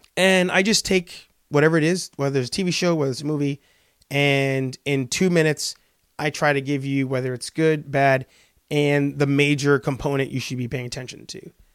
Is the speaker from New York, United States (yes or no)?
yes; New York, United States; moved away as an adult; also born or lived in Spanish Harlem, New York; now in Boston, United States; born and raised in the Bronx in New York